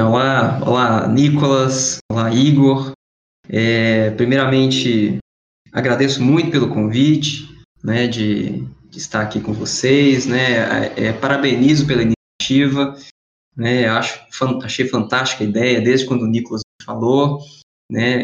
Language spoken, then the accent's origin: Portuguese; Governador Valadares, Minas Gerais, Brazil; moved away as an adult; also born or lived in Viçosa / São Paulo / Montreal / Valencia; sou natural de Governador Valadares